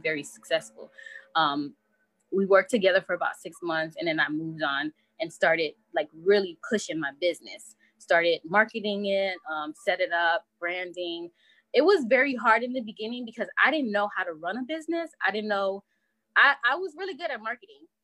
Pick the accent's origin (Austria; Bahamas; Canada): Bahamas; my background is Haitian, so my parents are Haitian, and nice. I'm from the Bahamas